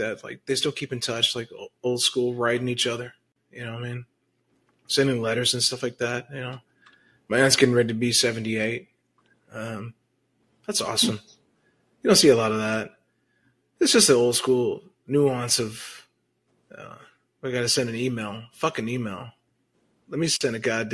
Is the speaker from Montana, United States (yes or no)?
no; Texas, United States; also born or lived in Brooklyn, New York; We pretty much kind of grew up in Texas. You know what I mean? Probably from about the age of like 5